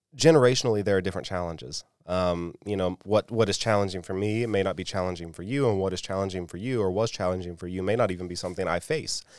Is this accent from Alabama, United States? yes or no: yes; South Alabama, United States; moved away as an adult; I grew up in South Alabama